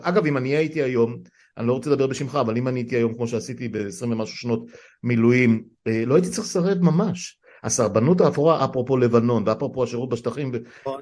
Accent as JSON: {"language": "Hebrew", "country": "Israel", "tie": "born or raised there", "said": "אני נולדתי פה בארץ"}